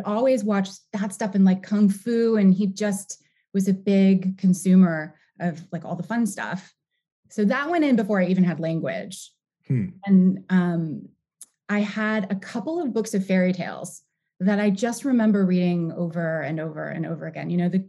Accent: New York, United States; born there; also born or lived in Cincinnati / California; I was born in New York. I was born in the Bronx. And we moved around a little bit when I was a little kid. My dad got a job in Cincinnati.

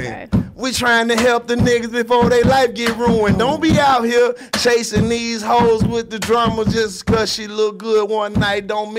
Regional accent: Mississippi, United States; Represent my home state of Mississippi.

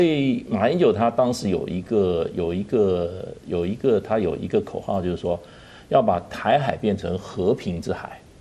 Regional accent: Taiwan; 我们台湾人自己

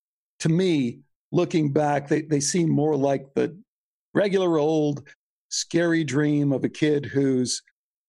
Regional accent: La Grange, Illinois, United States; Growing up in Chicago, we were Greek

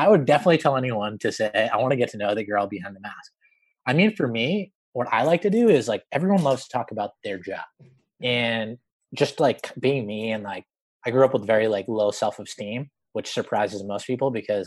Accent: Boston, Massachusetts, United States; moved away as an adult; now in Los Angeles, United States; I grew up in Boston, moved

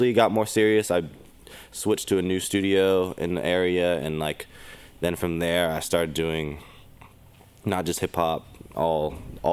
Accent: Sacramento, California, United States; also born or lived in Elk Grove, California; Born and raised in Sacramento, California

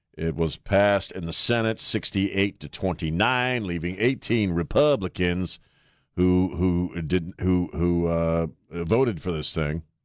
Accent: Bangor, Maine, United States; I grew up in Bangor

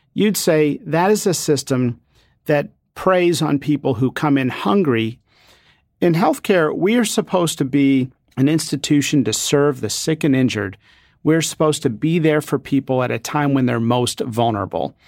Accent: Danville, Pennsylvania, United States; Growing up in Danville, Pennsylvania, I saw my father, a physician who treated leukemia and lymphoma patients, get hugs in the grocery store and at church

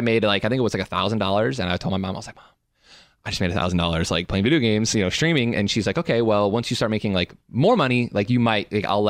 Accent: Illinois, United States; also born or lived in Detroit, Michigan; I'm from Illinois. So okay. I was born in Detroit, but I've lived in Illinois my whole life.

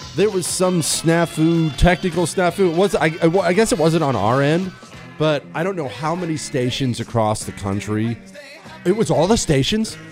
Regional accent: Ohio, United States; I grew up hunting with my dad. I, have told you before in Ohio, we had beagle dogs.

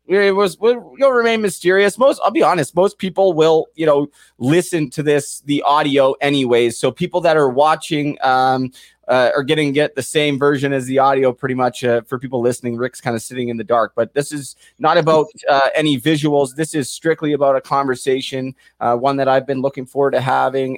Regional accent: Port Coquitlam, British Columbia, Canada; my hometown of Port Coquitlam, British Columbia

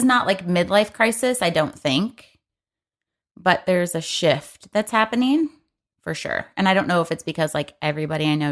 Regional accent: Michigan, United States; we're both from Michigan

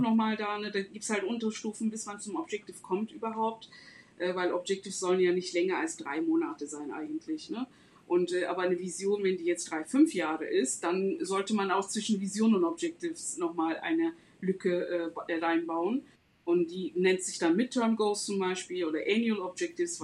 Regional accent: Istanbul, Turkey; moved away as an adult; now in Germany; ich komme aus Istanbul, ähm, lebe seit 15 Jahren in Deutschland.

